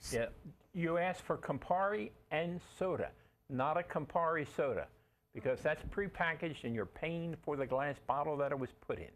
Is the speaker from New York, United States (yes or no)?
yes; New York City, New York, United States; I grew up in Brooklyn, and Four Roses liquor was what my family could afford in the 40s